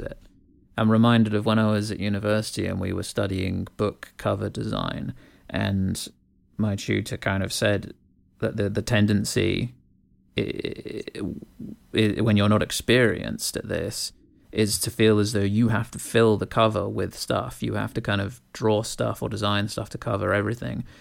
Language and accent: English; United Kingdom; growing up in Britain